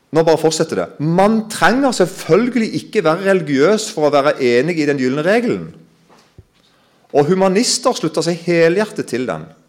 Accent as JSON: {"language": "Norwegian", "town": "Kristiansand", "region": "Agder", "country": "Norway", "said": "Jeg kommer jo fra Kristiansand-området"}